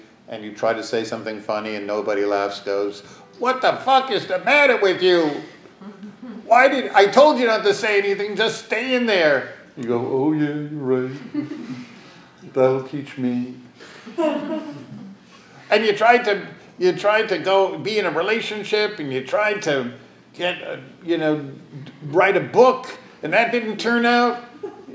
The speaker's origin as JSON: {"language": "English", "region": "New York", "country": "United States", "tie": "born or raised there", "said": "I was born in the Upper West Side"}